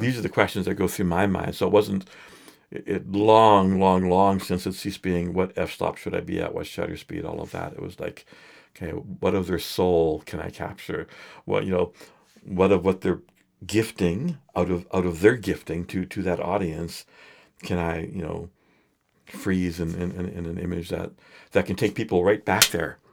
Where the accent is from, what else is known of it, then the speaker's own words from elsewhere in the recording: Edmonton, Alberta, Canada; I grew up in Edmonton